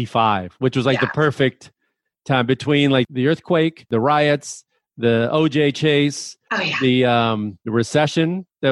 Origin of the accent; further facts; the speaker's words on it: Chicago, Illinois, United States; I'm from Chicago, where St. Patrick's Day is insane.